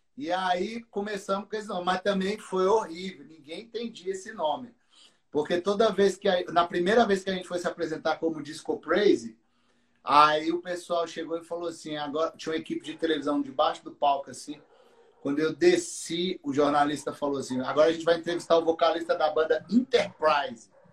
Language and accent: Portuguese; Taguatinga, Federal District, Brazil; Taguatinga, que é a cidade onde eu nasci e os meninos nasceram. E a gente era da Assembleia de Deus de Taguatinga